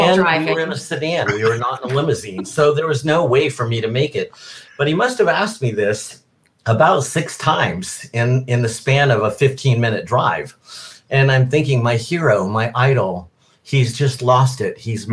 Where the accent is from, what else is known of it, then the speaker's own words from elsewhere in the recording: Bakersfield, California, United States; I hail from Bakersfield, California, which is known as Nashville West.